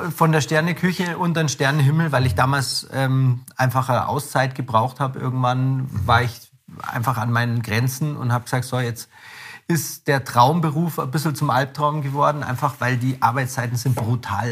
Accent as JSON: {"language": "German", "area": "Ammersee", "region": "Bavaria", "country": "Germany", "tie": "born or raised there", "said": "ich bin am See aufgewachsen"}